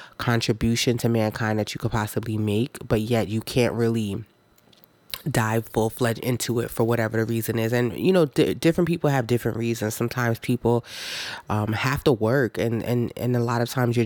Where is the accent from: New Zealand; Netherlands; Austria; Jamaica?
Jamaica; now in United States; I wasn't born in America. I was born in Jamaica as well.